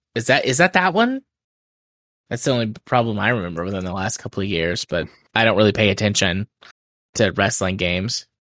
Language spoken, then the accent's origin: English; United States; As an American